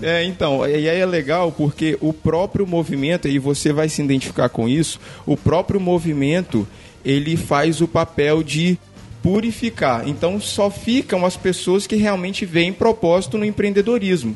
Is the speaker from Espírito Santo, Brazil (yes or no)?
yes; Vila Velha, Espírito Santo, Brazil; eu sou de Vila Velha, Espírito Santo